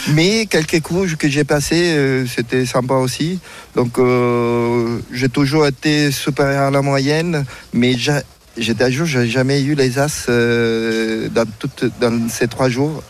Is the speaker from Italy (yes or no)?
yes; Italy; now in France; je suis quand même italien